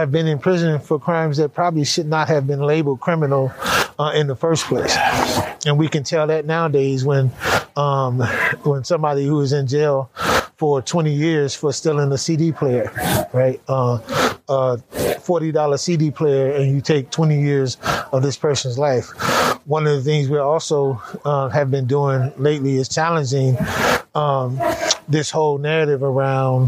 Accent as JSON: {"language": "English", "region": "California", "country": "United States", "tie": "born or raised there", "said": "I grew up in California, gangbanging in that whole world"}